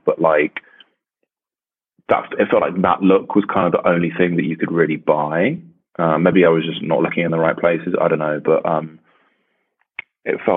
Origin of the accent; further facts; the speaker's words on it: the south of England, United Kingdom; I grew up in England, so it never got that cold. In the south